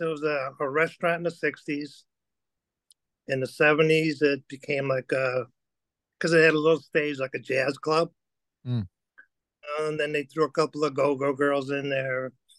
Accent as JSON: {"language": "English", "town": "Berwyn", "region": "Illinois", "country": "United States", "tie": "born or raised there", "said": "Where did I grow up in? Berwyn."}